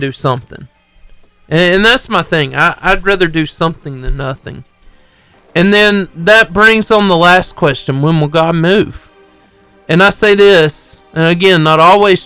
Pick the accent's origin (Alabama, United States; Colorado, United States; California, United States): Alabama, United States; Marshall County; all my life, I grew up in Marshall County, Alabama